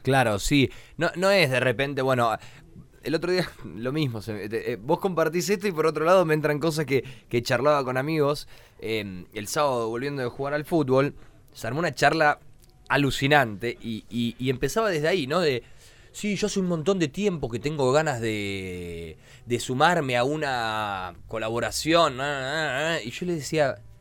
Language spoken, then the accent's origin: Spanish; Argentina